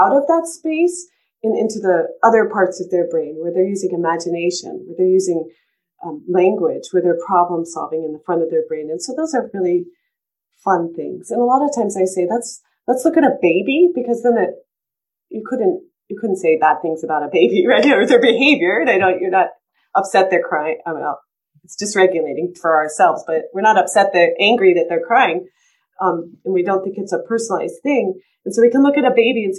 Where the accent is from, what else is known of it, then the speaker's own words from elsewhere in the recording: East Coast, United States; now in Colorado, United States; when I grew up on the East Coast, and when I moved to Colorado